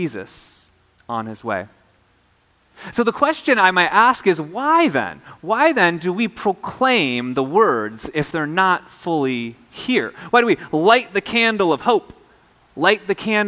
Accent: Minnesota, United States; now in Hawaii, United States; I grew up in Minnesota.

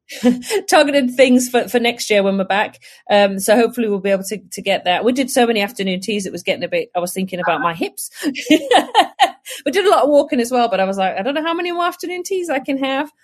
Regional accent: Northumberland, North East England, United Kingdom; I'm originally from Northumberland

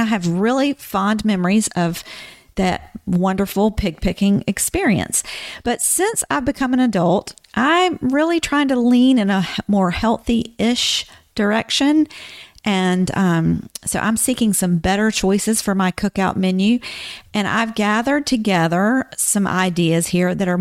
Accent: the South, United States; when I was growing up, I grew up in the South

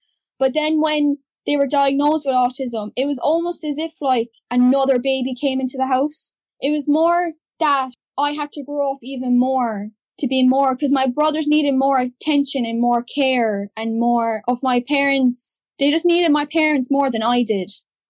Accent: County Clare, Munster, Ireland; I'm from County Clare and I have two brothers with autism. I was 4 when they were born and 6 when they were diagnosed. They're now 13 and I'm 18.

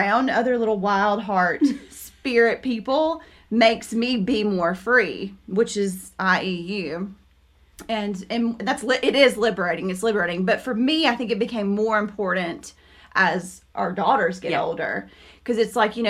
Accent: South Carolina, United States; I was born and raised in South Carolina

